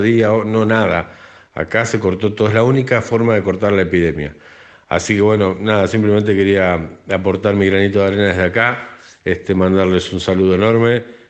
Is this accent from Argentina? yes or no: yes; Argentina; now in Spain